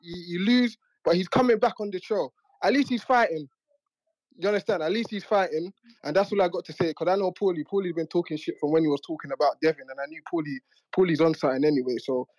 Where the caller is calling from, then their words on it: London, United Kingdom; Yeah, I'm calling from London.